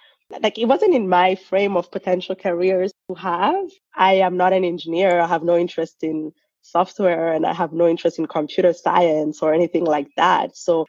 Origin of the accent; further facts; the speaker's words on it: Rwanda; also born or lived in Burundi / Germany / Senegal; I'm from Rwanda, but I was born in Burundi. And mm-hmm. we moved to Rwanda after the genocide. And then we lived in Germany, we lived in Senegal.